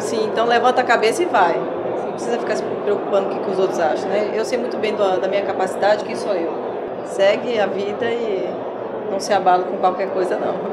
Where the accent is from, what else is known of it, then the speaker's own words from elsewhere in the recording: Terra Roxa, Paraná, Brazil; eu nasci e cresci lá e tenho muito orgulho de onde eu vim